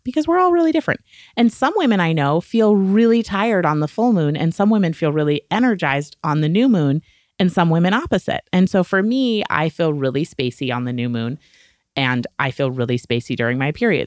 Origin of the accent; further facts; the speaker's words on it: New England, United States; I was raised in New England. I am, like, a small town, puritanical work ethic kind of girl.